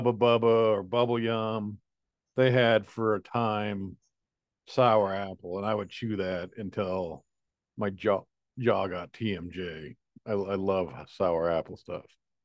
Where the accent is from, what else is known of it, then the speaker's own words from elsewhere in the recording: United States; I'm American